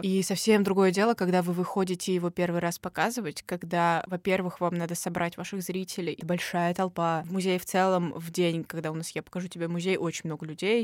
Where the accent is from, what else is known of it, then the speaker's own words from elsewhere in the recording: Moscow, Russia; мы точно как москвичи в контексте очень большого города